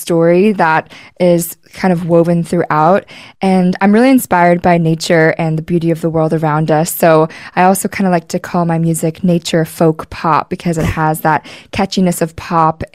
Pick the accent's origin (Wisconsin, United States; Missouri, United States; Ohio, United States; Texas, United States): Ohio, United States; Cincinnati; moved away; we're both from Cincinnati